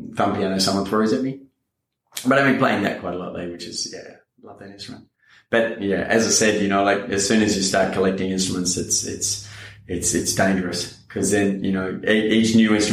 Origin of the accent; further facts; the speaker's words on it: Canberra, Australian Capital Territory, Australia; also born or lived in Melbourne, Victoria; then we moved from Melbourne to Canberra, and around the corner from our house was the Farrens brothers